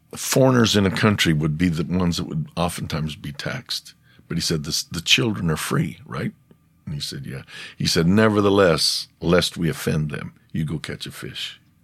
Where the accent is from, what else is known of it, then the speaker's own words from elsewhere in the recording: United States; I'm American.